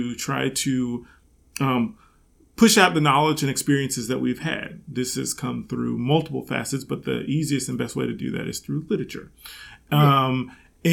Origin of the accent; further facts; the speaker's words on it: the South, United States; Growing up in the South